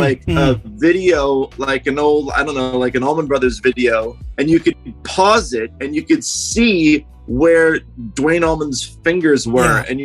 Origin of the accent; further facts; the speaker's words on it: Long Island, New York, United States; we're from Long Island